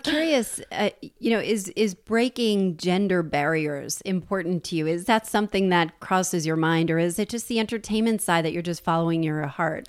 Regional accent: New Jersey, United States; I'm from New Jersey

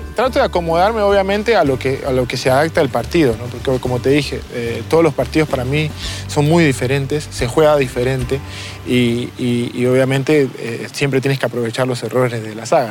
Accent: Lima, Peru; moved away as an adult; also born or lived in Hamburg, Germany; Nací en Lima, en mi barrio Chorrillos.

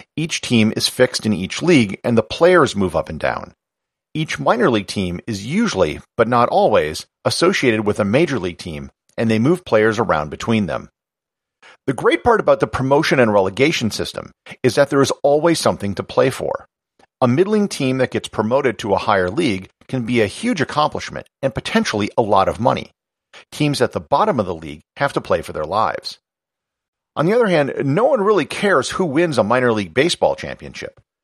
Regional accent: United States; As an American

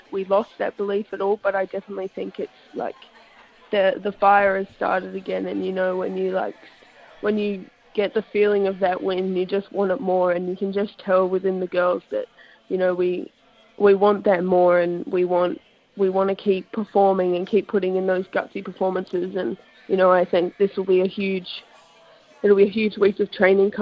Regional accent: Sydney, New South Wales, Australia; moved away; I was born in Sydney, so I started playing over there when I was about 8

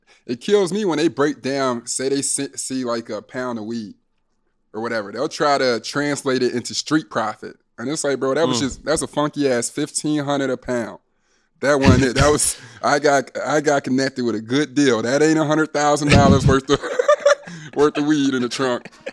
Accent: Midwest, United States; We're from the Midwest

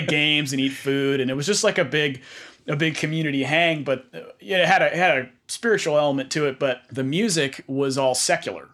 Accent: Bay Area, California, United States; I grew up in the Bay Area

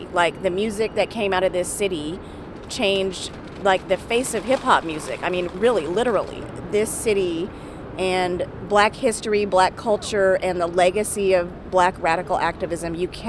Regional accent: Oakland, California, United States; I grew up in Oakland in the 80s and 90s

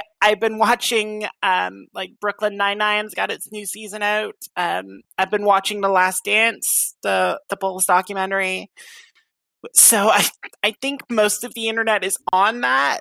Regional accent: Canada; I'm Canadian

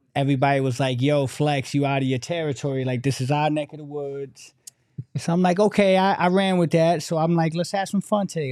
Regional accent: Newark, New Jersey, United States; moved away; I'm from Newark

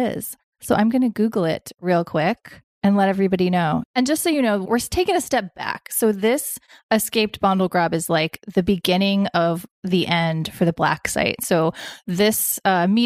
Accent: the South, Southern United States, United States; As a Southerner

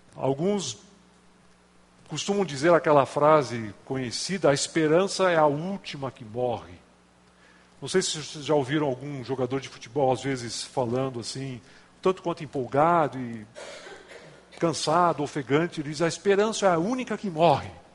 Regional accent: Gaúcho, Rio Grande do Sul, Brazil; now in São Paulo, Brazil; moro em São Paulo, mas não sou corintiano, sou gaúcho

